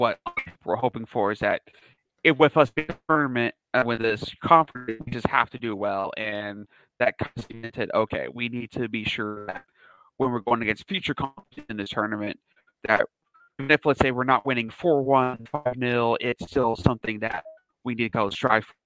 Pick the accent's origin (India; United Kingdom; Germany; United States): United States; as an American